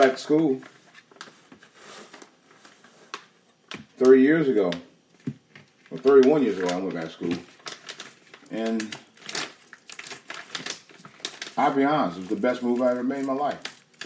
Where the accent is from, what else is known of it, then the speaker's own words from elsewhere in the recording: Cleveland, Ohio, United States; moved away as an adult; I left Cleveland, Ohio.